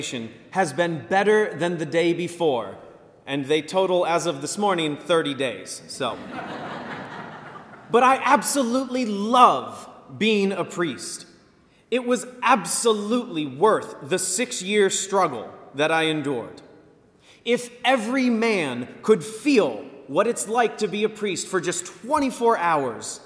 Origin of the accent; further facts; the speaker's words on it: Virginia Beach, Virginia, United States; I am from Virginia Beach, born and raised